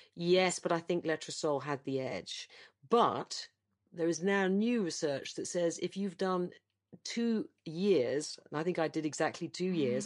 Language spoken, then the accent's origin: English; United Kingdom; as a Brit